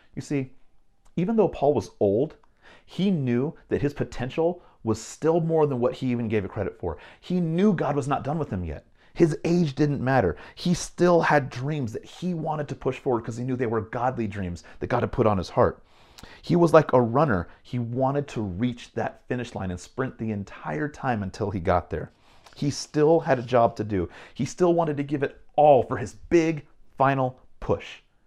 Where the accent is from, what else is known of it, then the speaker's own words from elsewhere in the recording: Bay Area, California, United States; moved away; growing up in California, in the Bay Area